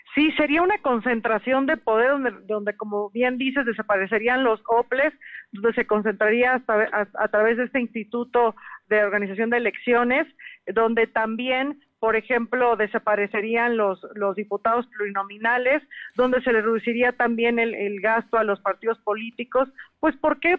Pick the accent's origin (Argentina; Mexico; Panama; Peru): Mexico; como mexicanos